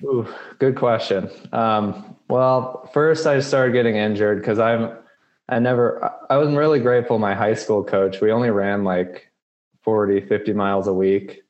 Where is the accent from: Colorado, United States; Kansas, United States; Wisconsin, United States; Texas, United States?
Colorado, United States; Colorado Springs; now in Reno, United States; I grew up in Colorado Springs, which is like a mecca for running